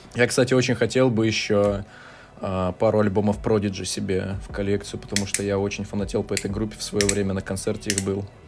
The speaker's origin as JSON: {"language": "Russian", "town": "Omsk", "region": "Omsk Oblast", "country": "Russia", "tie": "born or raised there", "moved": "yes", "said": "я сам из Омска"}